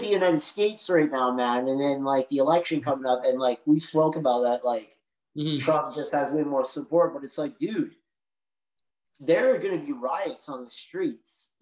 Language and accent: English; Canada; as a Canadian